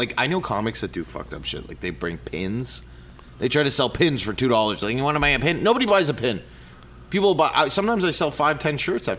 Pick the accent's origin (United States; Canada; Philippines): Canada; you don't want to buy a shirt because you don't care that I'm Canadian.